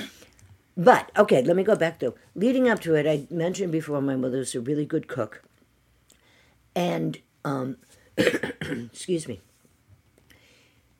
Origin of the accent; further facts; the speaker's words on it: Worcester, Massachusetts, United States; also born or lived in St. Louis, Missouri / Westborough, Massachusetts; I lived in Worcester until I was 12